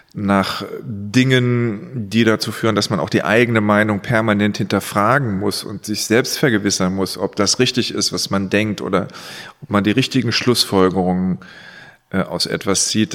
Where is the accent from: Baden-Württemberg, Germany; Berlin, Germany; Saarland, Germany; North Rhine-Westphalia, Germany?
Saarland, Germany; Saarlouis; accent: Moselle Franconian; Da ich aus Saloy bin